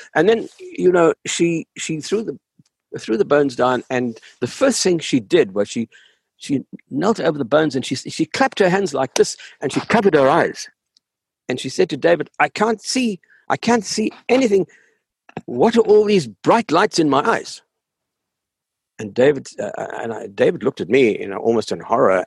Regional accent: South Africa; moved away as an adult; I grew up in South Africa. I grew up in the apartheid society in South Africa. I had my education there. Oh, right up until uh, um, the end of my high school days, I lived in South Africa.

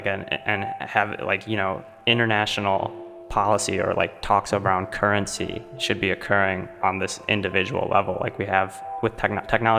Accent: Allen Park, Michigan, United States; I grew up in Allen Park, just right next to the Marathon refinery

